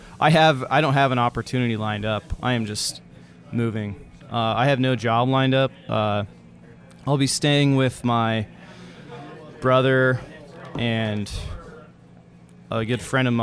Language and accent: English; Beaverton, Oregon, United States; moved away; I grew up there. Well, Beaverton